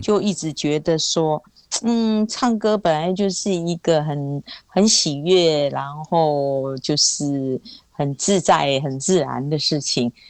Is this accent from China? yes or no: no; Taiwan; first language Hakka; Chinese is a second language; 很小的时候以为世界所有的人都跟我讲的话是一样客家话